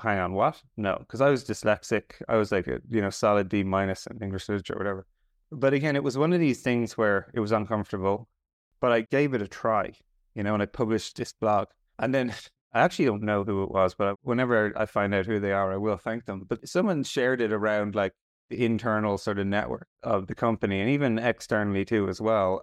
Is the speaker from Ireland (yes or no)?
yes; Ireland; I'm Irish